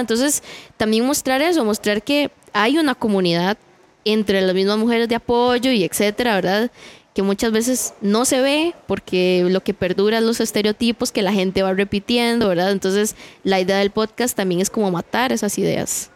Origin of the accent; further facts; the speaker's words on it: Heredia, Costa Rica; yo soy de Heredia